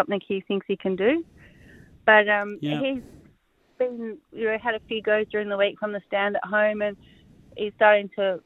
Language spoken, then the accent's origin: English; Cranbourne, Victoria, Australia; moved away as an adult; now in Ararat, Australia; I grew up in Cranbourne, and my family is still there, and I didn't move to Ararat until I come up to work for Karen Manning and Andy Gaff in 2003